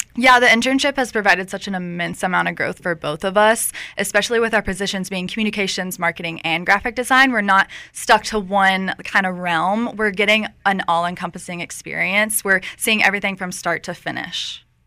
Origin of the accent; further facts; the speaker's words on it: Millers Creek, North Carolina, United States; I'm from Millers Creek, North Carolina